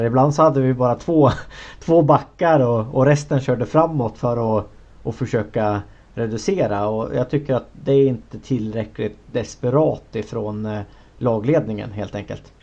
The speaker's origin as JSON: {"language": "Swedish", "country": "Sweden", "said": "som, som svensk"}